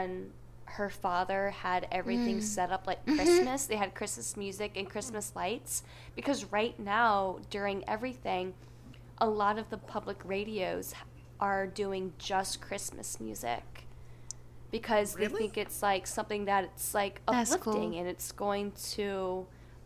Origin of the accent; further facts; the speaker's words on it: United States; as an American